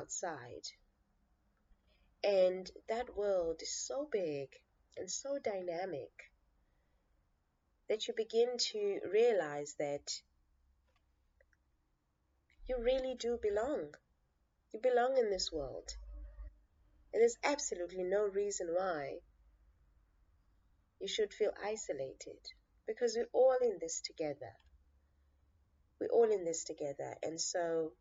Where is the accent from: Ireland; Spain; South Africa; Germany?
South Africa; Cape Town, Western Cape; born and raised in the Nyanga Township in Cape Town